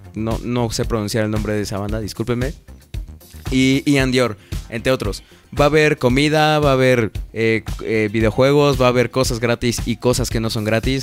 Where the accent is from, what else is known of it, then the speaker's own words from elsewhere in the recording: Puebla, Mexico; soy de Puebla